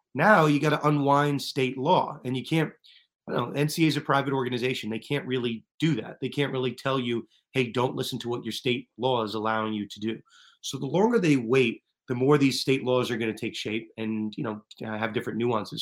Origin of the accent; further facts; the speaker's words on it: Northeast, United States; I'm, I'm from the Northeast